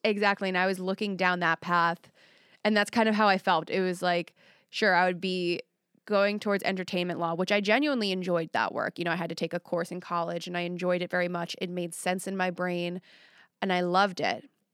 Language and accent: English; Long Island, New York, United States; now in Nashville, United States; on Long Island, but where I was at, it was a lot of working class